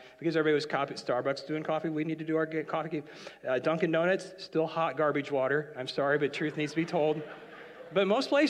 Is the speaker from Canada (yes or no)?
yes; Canada; So when you now, as a Canadian, went into Horton's, it took too long to get your drink